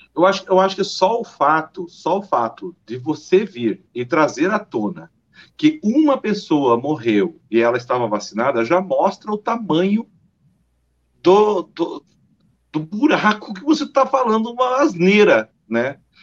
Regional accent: Paraná, Brazil; Eu sou paranaense

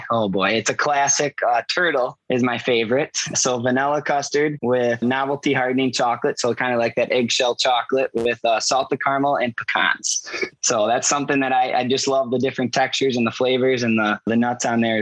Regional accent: Chippewa Falls, Wisconsin, United States; moved away as an adult; now in Casselberry, United States; I was born and raised in Wisconsin

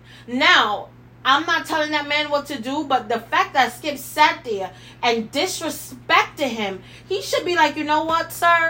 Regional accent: Jamaica; I am Jamaican in my whole soul, spirit, body, everything.

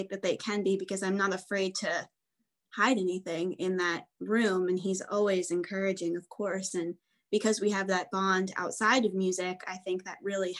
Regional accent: United States; I'm from the New York, New Jersey area. So I grew up going into New York City

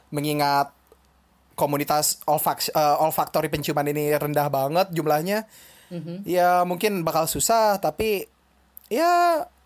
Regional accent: Bekasi, West Java, Indonesia; bilang Jakarta padahal orang Bekasi

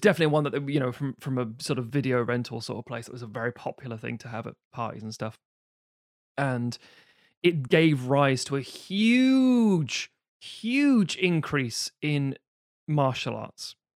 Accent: New Jersey, United States; I was just a young man growing up in New Jersey

